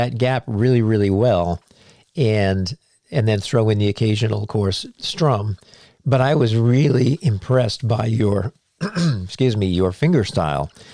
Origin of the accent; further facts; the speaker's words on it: New England, United States; moved away; I'm from New England. I didn't move down here until 1990